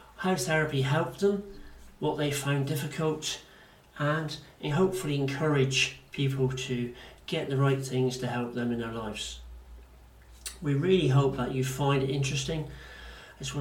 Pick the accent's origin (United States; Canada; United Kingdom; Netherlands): United Kingdom; Plymouth, South West England; accent: Devonshire accent / Janner; they can hear the Devonshire accent or the Janner in me. That's what it's called. So I'm quite proud of my accent.